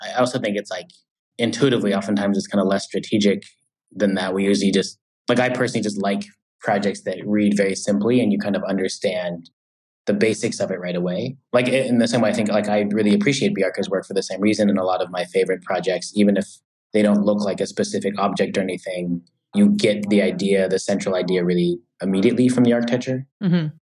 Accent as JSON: {"language": "English", "town": "San Diego", "region": "California", "country": "United States", "tie": "born or raised there", "moved": "as an adult", "lives_now": "New York, United States", "said": "I'm from San Diego. So I, I did the whole like first half of my life in California"}